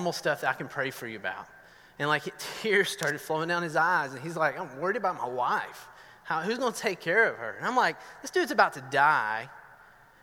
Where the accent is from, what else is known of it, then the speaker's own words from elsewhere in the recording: Northeast Georgia, United States; accent: southern; now in Medford, United States; I'm from Northeast Georgia